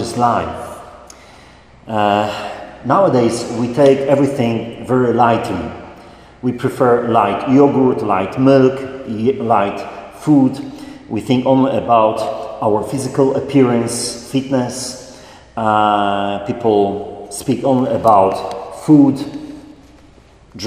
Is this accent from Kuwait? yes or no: no; Poland; moved away as an adult; as a priest going back to Poland, to my hometown.